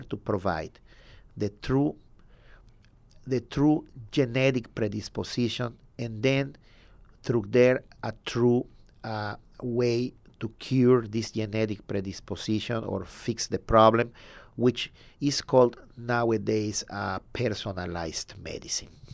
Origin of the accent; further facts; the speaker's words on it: southern Mexico, Mexico; now in San Antonio, United States; I'm from Mexico, the south of Mexico.